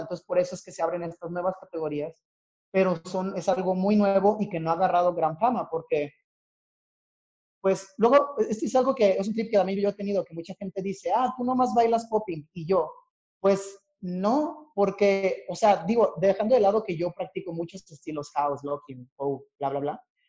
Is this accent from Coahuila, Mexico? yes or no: yes; Torreón, Coahuila, Mexico; moved away as an adult; now in Mexico City, Mexico; yo soy originario de Torreón, Coahuila